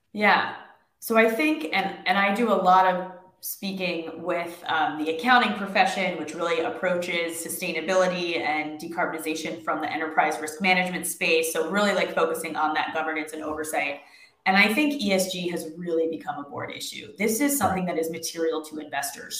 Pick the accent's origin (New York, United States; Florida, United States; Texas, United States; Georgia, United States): New York, United States; I am from New York and I live in New York